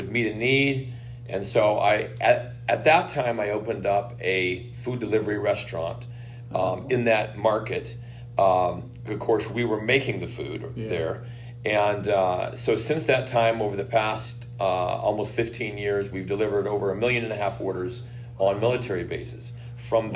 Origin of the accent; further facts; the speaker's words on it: Midwest, United States; moved away; I grew up in the Midwest